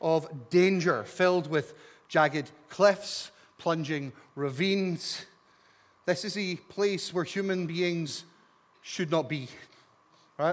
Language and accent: English; Scot, Scotland, United Kingdom; as a Scot